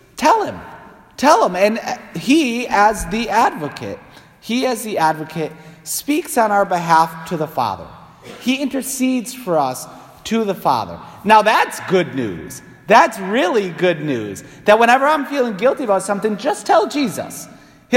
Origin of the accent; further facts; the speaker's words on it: Waterbury, Connecticut, United States; being born and raised in New England